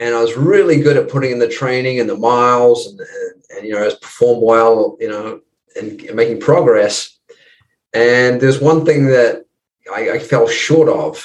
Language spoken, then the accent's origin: English; New Zealand; moved away as an adult; also born or lived in United States; now in Los Angeles, United States; I'm just across the ditch there, mate, in New Zealand. And I've been in the States. I left New Zealand when I was 20